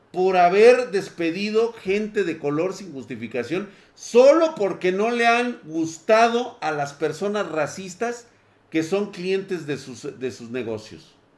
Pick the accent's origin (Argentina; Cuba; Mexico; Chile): Mexico; estamos como sociedad mexicana